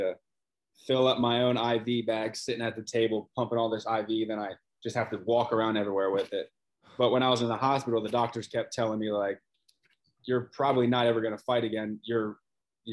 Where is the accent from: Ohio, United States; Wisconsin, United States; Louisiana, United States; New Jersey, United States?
Ohio, United States; Cincinnati; moved away as an adult; now in Florida, United States; grew up in Cincinnati, Ohio, lived there forever, my whole life until I moved down here to Florida